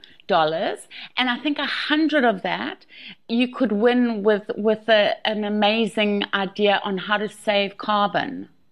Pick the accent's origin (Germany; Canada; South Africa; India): South Africa; moved away; also born or lived in England / Australia / France